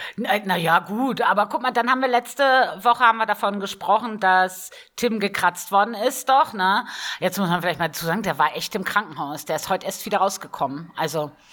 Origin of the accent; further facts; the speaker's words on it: Northern Germany, Germany; now in Bavaria, Germany; Also ich komme ja ursprünglich aus Norddeutschland